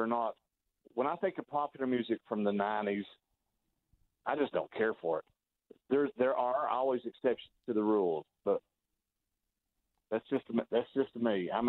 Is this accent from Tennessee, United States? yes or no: yes; Johnson City, Tennessee, United States; Two of the top four that I have were created in Johnson City, Tennessee, my hometown